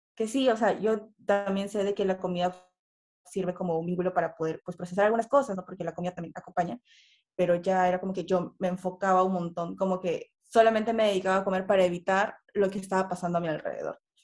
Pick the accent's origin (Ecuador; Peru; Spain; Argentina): Peru; soy de Perú